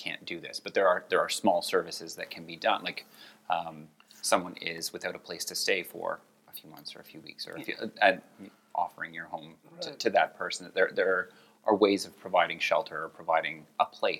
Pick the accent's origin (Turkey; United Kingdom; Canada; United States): Canada